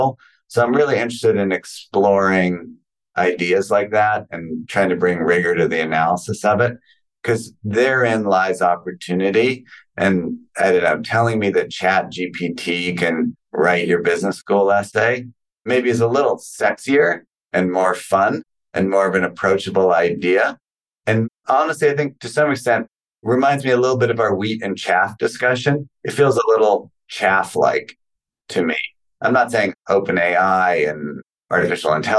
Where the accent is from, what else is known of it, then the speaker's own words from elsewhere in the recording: Canada; a Canadian-born person